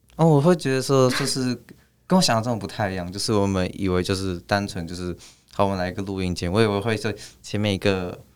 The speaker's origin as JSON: {"language": "Chinese", "town": "Hsinchu", "country": "Taiwan", "tie": "born or raised there", "moved": "as an adult", "lives_now": "Kaohsiung, Taiwan", "said": "因为我是新竹人，然后我，对，我是台湾人，然后我在新竹活了十八年"}